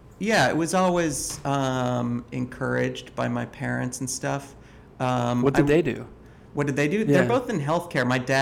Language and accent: English; Wauwatosa, Wisconsin, United States; moved away as an adult; now in Brooklyn, United States; I grew up in Milwaukee, Wisconsin. Born in 1980.